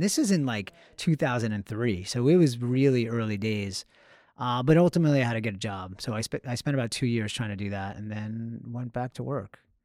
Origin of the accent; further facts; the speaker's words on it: Long Island, Suffolk County, New York, United States; I'm from Long Island